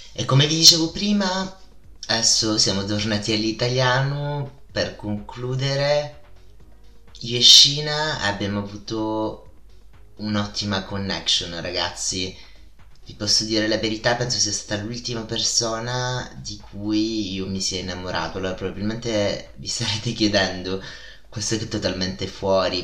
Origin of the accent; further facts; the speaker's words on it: Italy; accent: Italian; io in inglese ho un accento fortissimo, un accento italiano fortissimo